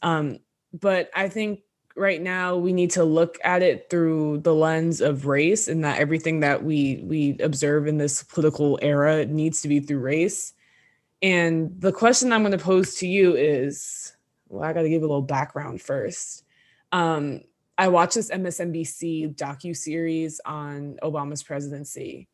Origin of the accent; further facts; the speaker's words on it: New Jersey, United States; we're from North Jersey, we live thirty minutes outside New York City